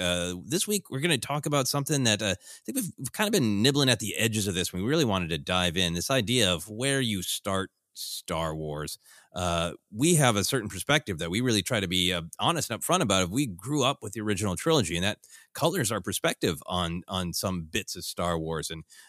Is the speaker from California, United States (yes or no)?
no; Minneapolis, Minnesota, United States; I am going to say, as somebody who has experienced a lot of hot and cold, the extremes growing up in Minneapolis, where it really swings back and forth